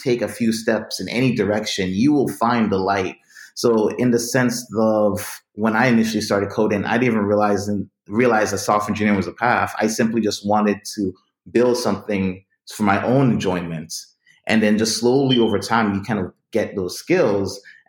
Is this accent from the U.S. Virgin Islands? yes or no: yes; U.S. Virgin Islands; since I'm from the Virgin Islands, I recognized my own uniqueness.